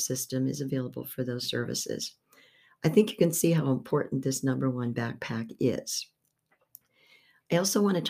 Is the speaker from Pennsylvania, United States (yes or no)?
yes; Beaver Falls, Pennsylvania, United States; I was born in Beaver Falls, Pennsylvania